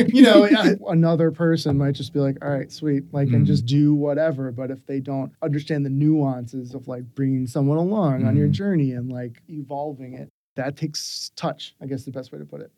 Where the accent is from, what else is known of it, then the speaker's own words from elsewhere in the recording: Philadelphia, Pennsylvania, United States; When I was a kid growing up in Philly